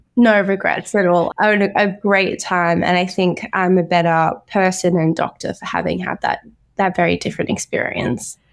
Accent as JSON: {"language": "English", "town": "Brisbane", "region": "Queensland", "country": "Australia", "tie": "born or raised there", "said": "I was born and raised in Brisbane, Queensland"}